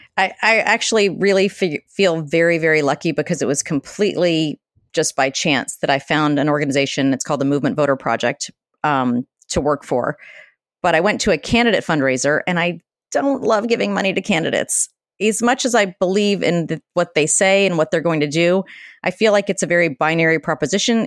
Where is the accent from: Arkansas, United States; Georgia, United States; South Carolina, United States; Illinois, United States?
Georgia, United States; Atlanta; moved away as an adult; now in Boston, United States; I grew up in Atlanta, Georgia